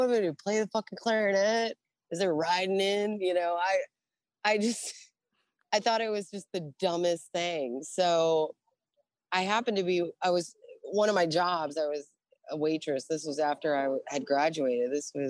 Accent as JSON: {"language": "English", "country": "United States", "accent": "East Coast", "said": "I had an East Coast accent. I grew up in the Navy."}